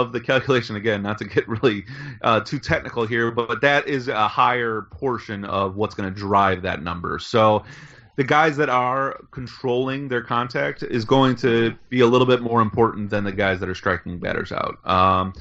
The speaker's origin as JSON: {"language": "English", "town": "Chicago", "region": "Illinois", "country": "United States", "said": "I am a Chicagoan"}